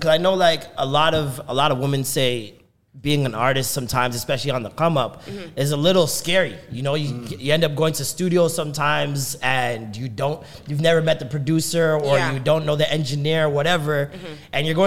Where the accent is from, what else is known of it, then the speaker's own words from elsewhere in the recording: Toronto, Ontario, Canada; we have this thing in Toronto